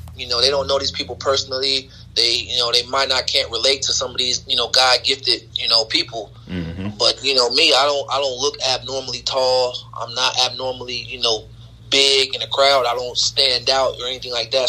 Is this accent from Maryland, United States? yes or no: no; Dayton, Ohio, United States; I had a great experience growing up in Dayton